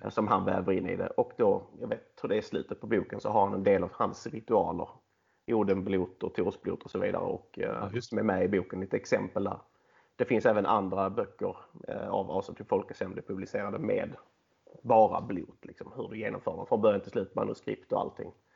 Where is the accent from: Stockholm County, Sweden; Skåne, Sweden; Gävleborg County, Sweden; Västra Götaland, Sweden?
Skåne, Sweden; jag är skåning, 34 år gammal